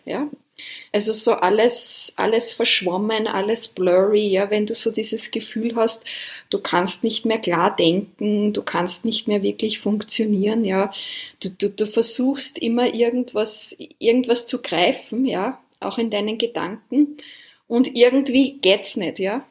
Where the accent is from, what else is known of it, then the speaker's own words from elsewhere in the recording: Austria; now in Taiwan; wir sind beide ursprünglich aus Österreich und jetzt an komplett unterschiedlichen Orten der Welt